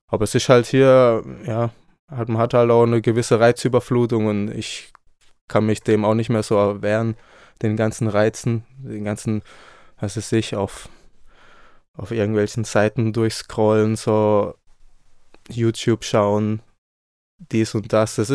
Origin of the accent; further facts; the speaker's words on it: Baden-Württemberg, Germany; now in Leipzig, Germany; Ich komme aus dem Süden, in der Nähe von Freiburg. Da bin ich aufgewachsen, also komme auch vom Land, habe französische Einflüsse, habe spanische Einflüsse. Und ja, ich bin jetzt seit einem Jahr hier in Leipzig.